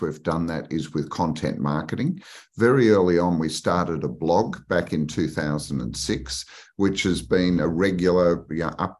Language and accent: English; Australia; I was based in Sydney. I grew up in Australia.